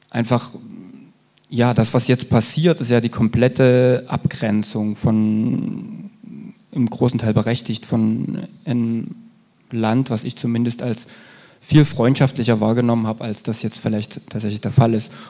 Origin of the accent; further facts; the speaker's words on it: East Germany, Germany; Als Ostdeutscher wird man immer wieder in Mithaft genommen für äh, AfD-Wählerschaft.